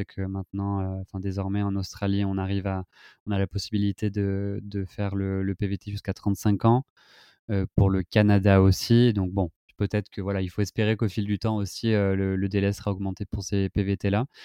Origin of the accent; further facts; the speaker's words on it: France; beaucoup de d'avantages aussi en tant que français.